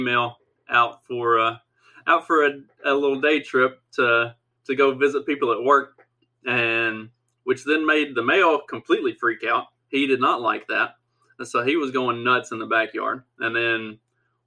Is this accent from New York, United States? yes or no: no; Southwest Kentucky, United States; accent: redneck; I was raised on a farm in Southwest Kentucky